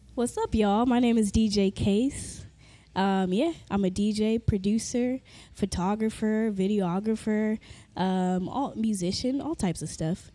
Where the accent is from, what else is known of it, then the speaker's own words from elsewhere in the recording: Carson, California, United States; also born or lived in Inglewood, California / Fresno, California; I am from LA, born and raised in uh, Inglewood, then Carson.